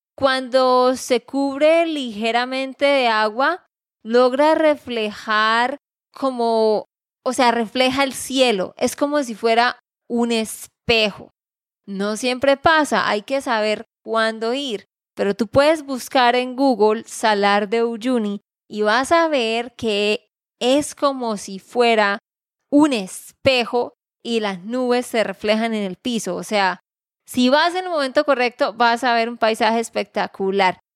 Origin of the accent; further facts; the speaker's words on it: Santander, Colombia; de Santander, Colombia.